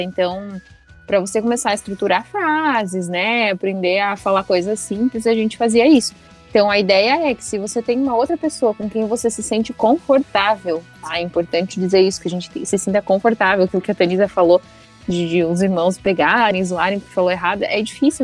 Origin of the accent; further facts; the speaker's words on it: Brazil; also born or lived in Seattle, United States; eu era brasileira